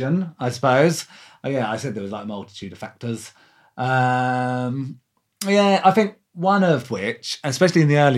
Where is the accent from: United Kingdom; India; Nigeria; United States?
United Kingdom; Lewes, South East England; I'm from Lewis